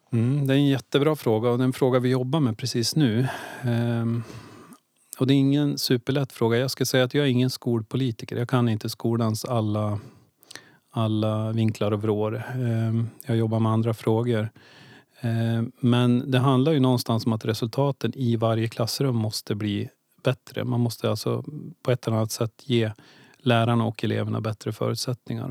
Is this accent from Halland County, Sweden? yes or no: no; Ljusdal, Gävleborg County, Sweden; moved away as an adult; also born or lived in Stockholm / Östersund; now in Gävle, Sweden; Egentligen är jag född i Stockholm men, jag eh, växte upp i Ljusdal.